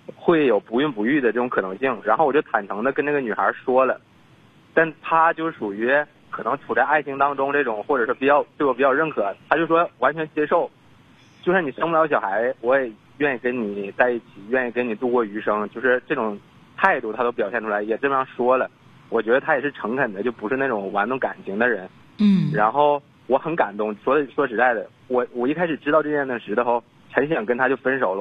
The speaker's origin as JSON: {"language": "Chinese", "region": "Northeast China", "country": "China", "said": "因为我家是东北的，我就打算在那边工作一年之后回到东北来"}